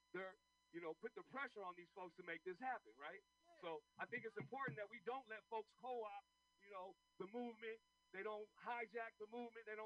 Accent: San Francisco, California, United States; I was born and raised in this city. I was born in St. Louis Hospital, and I grew up in this park and been here for 46 years.

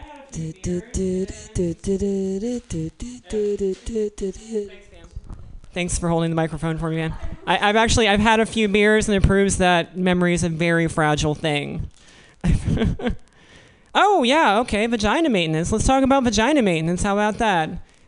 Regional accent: Missouri, United States; moved away; I was born in Missouri

